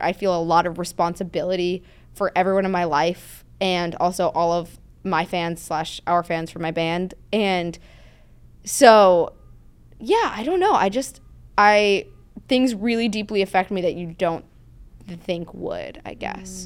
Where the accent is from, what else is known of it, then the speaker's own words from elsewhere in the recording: outside of New York City, New Jersey, United States; now in California, United States; I grew up outside of New York City